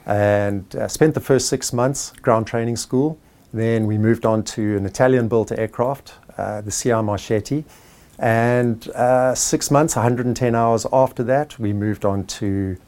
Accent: Zimbabwe; moved away as an adult; also born or lived in South Africa / England / Middle East; now in Visalia, United States; I was born in Rhodesia in 1960 and spent the best part of my life in that country.

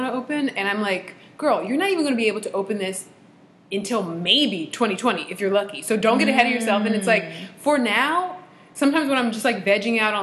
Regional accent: United States; because we're American, because we're like raised in this culture

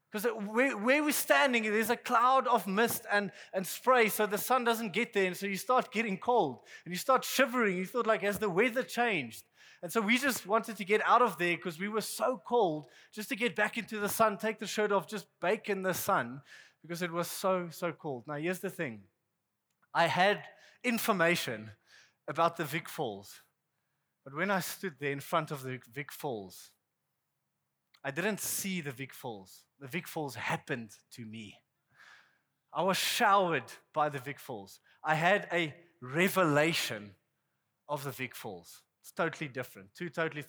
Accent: South Africa; I'm from South Africa

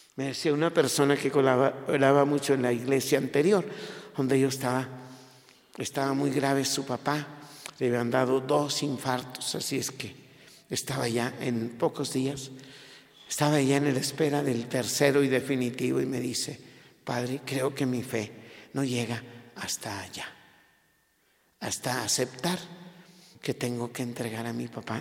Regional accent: Mexico

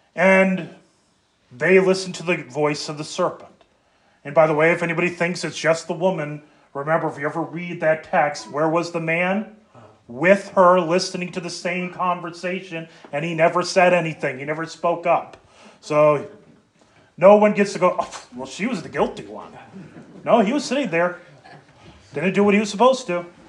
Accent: Moorhead, Minnesota, United States; moved away; also born or lived in Des Moines, Iowa; we grew up in Moorhead and then lived in Des Moines

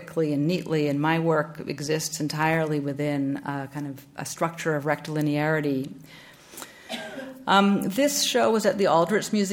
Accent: Vancouver, British Columbia, Canada; also born or lived in New Haven; now in Chicago, United States; growing up in Vancouver in Canada

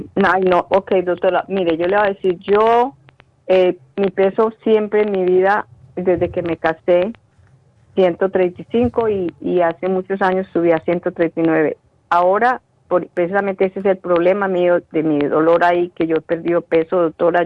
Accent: Colombia; moved away; en Colombia, en mi país

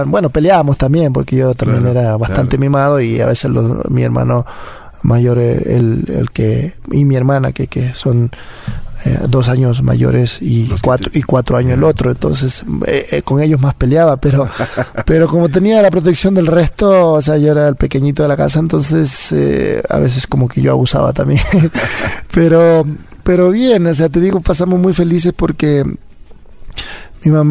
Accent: La Crespa, Manabí, Ecuador; also born or lived in Chone / Flavio Alfaro; yo nací en Chone, en la provincia de Manabí, pero... 100% Manaba, como dicen. 100%, eso sí. este, y, pero de ahí me crié en un pueblito que se llama La Crespa.

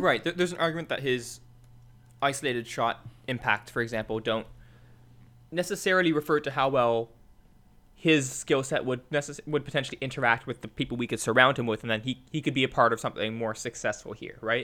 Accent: Mississauga, Ontario, Canada; from Mississauga

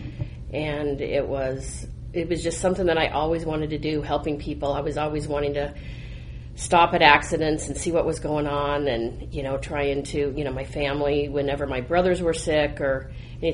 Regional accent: Colorado, United States; I'm actually a Colorado native, born and raised in Colorado

